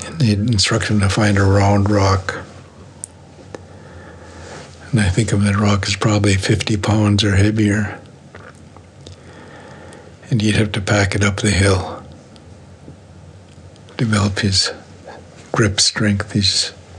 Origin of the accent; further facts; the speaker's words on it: Coast Mountains, British Columbia, Canada; I'm from the Coast Mountains